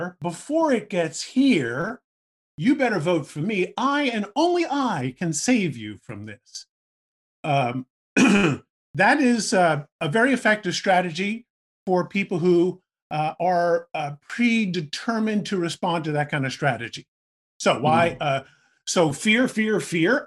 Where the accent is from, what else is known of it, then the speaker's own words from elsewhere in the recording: New York, United States; I grew up in New York. I lived in New York in the 80s